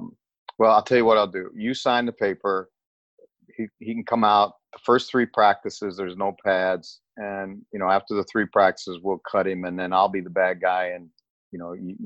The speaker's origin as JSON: {"language": "English", "town": "South Bend", "region": "Indiana", "country": "United States", "tie": "born or raised there", "said": "where I grew up was in South Bend, Indiana"}